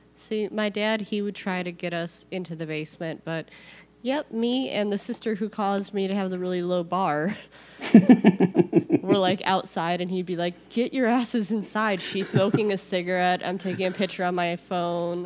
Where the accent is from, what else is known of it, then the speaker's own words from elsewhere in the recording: Illinois, United States; in Illinois, we love when the tornado siren goes off because, like, in the suburbs, we'd all go outside to see